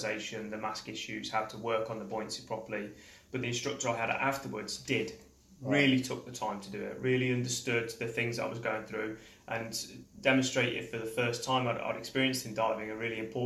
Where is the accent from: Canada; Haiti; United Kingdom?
United Kingdom; Coventry, West Midlands; moved away as an adult; now in Koh Tao, Thailand; I'm from Coventry in the United Kingdom. I've lived in Thailand, in Koh Tao, for about 15 years now.